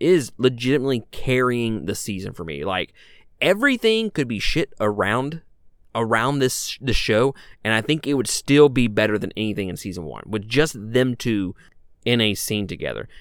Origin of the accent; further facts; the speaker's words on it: Mississippi, United States; I'm a guy from Mississippi.